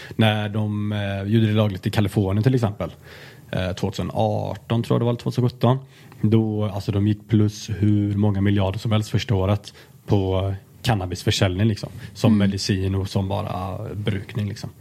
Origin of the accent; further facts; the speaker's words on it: Alingsås, Västra Götaland, Sweden; moved away; jag kommer från Alingsås, liksom, en liten stad